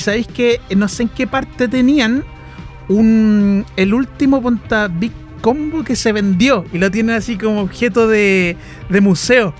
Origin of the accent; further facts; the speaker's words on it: Chile; nosotros como chilenos